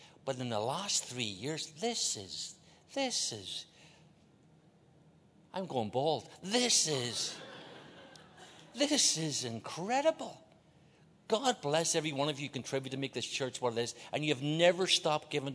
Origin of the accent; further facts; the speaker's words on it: Belfast, Northern Ireland, United Kingdom; moved away; I grew up in Northern Ireland, Belfast. That's why I talk like this.